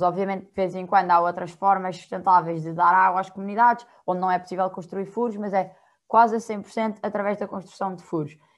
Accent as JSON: {"language": "Portuguese", "country": "Portugal", "said": "eu não vivo em estado nenhum, eu sou de Portugal, estou do outro lado do mundo"}